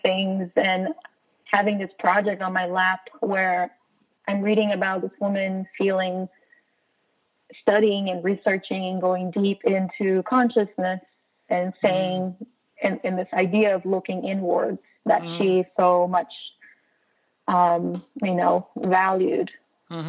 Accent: Brazil; moved away as an adult; now in United States; As an immigrant, I'm from Brazil and I've been living here for about 10 years

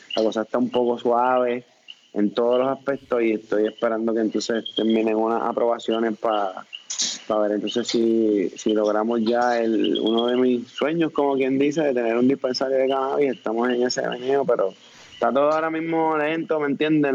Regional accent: Puerto Rico

